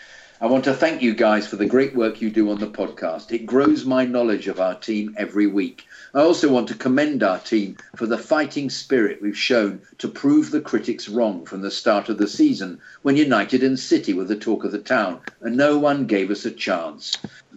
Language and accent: English; Australia; Growing up in Australia has sheltered me from the game that I've grown to love so much.